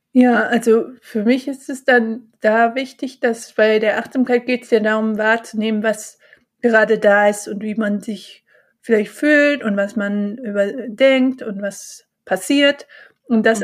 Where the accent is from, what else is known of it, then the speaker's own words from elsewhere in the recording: Bonn, North Rhine-Westphalia, Germany; now in Cologne, Germany; Bonn auch meine Heimat, wo ich geboren bin und auch aufgewachsen bin